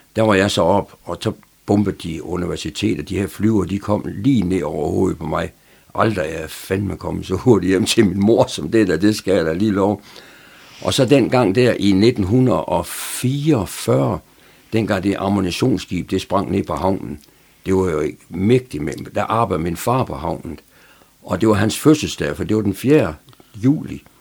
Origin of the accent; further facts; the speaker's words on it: Aarhus, Central Denmark Region, Denmark; moved away as an adult; also born or lived in Horsens; now in Frederikshavn, Denmark; jeg er født i Horsens, men, men, men det kan jeg slet ikke huske noget som helst om. Så er, er mine forældre, de er de flyttede så hurtigt til Aarhus, så, så min opvækst, den er sådan set i, i Aarhus